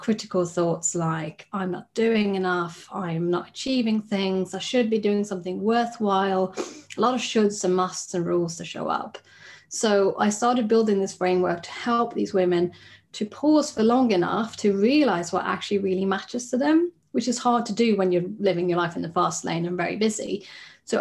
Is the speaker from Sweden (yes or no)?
yes; Sweden; moved away as an adult; now in United Kingdom; I'm originally from Sweden, where I trained as a psychologist